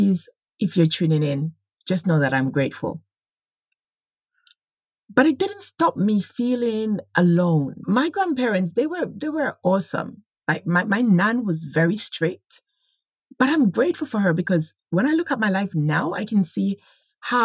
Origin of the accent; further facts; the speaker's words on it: Jamaica; moved away as an adult; now in United Kingdom; whilst growing up in Jamaica